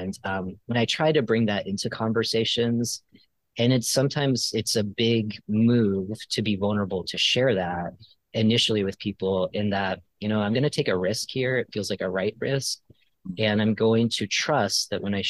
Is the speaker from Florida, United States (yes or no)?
yes; Florida, United States; I grew up in Florida